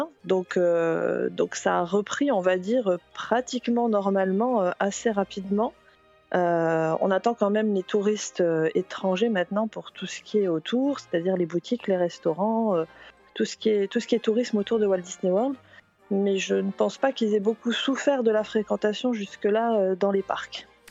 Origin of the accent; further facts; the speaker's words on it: France; moved away as an adult; now in Celebration, United States; je suis française